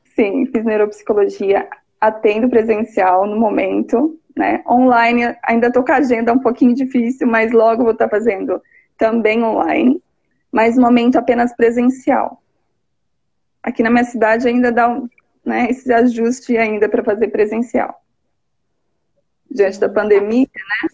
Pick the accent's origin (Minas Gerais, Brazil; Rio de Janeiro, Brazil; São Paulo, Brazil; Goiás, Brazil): São Paulo, Brazil; also born or lived in Leme, São Paulo; São Paulo, sou de São Paulo, moro em Leme, interior